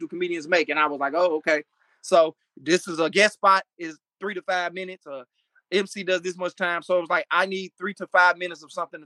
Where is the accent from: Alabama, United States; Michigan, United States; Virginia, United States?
Michigan, United States; also born or lived in Florida; a guy that I grew up with named Clayton Thomas, who was a big comedian out in L.A. We went to high school together. Saw him at Wayne State University up here